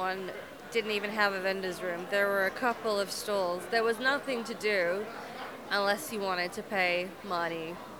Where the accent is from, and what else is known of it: England, United Kingdom